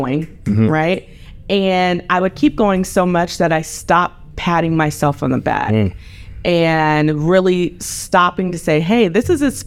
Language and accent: English; Fayetteville, North Carolina, United States; moved away; the little girl from Fayetteville, North Carolina